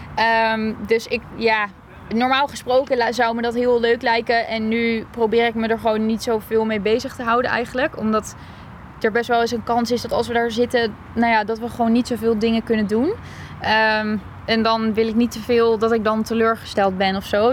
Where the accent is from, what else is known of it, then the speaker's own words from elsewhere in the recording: Alphen aan de Rijn, South Holland, Netherlands; now in Groningen, Netherlands; Ik kom uit Alphen aan de Rijn. En daar heb ik ook heel lang eh, getraind